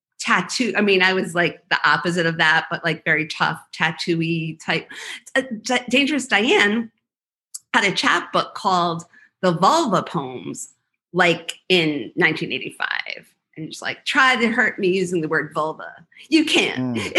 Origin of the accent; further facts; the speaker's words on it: Rhode Island, United States; moved away; it was a state school because I'm from Rhode Island